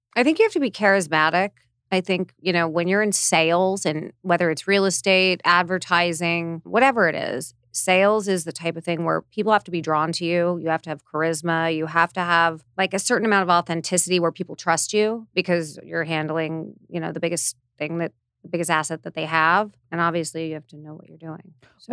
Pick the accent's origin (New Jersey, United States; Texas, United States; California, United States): California, United States; Hidden Hills; I grew up in Hidden Hills, went to U S C